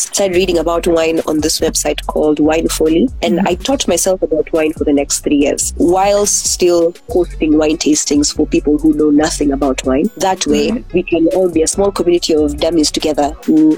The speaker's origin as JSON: {"language": "English", "town": "Nakuru", "region": "Nakuru County", "country": "Kenya", "tie": "born or raised there", "said": "I am from Nakuru. I am currently in Nakuru at the moment. I've lived here my whole life."}